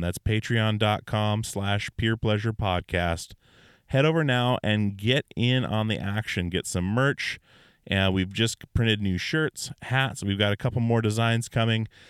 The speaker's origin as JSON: {"language": "English", "region": "Alaska", "country": "United States", "tie": "born or raised there"}